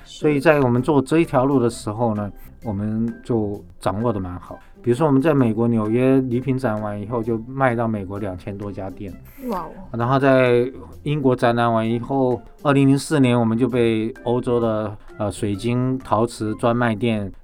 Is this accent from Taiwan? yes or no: yes; Taiwan; 但是我们台湾人快乐的时候就挤进那个电缆车